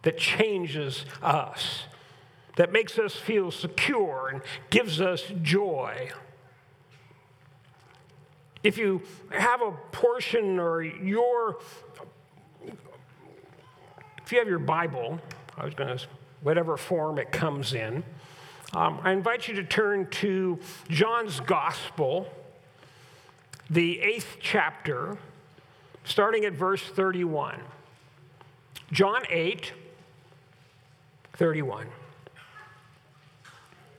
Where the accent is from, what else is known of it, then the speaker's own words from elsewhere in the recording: United States; we enjoy as being Americans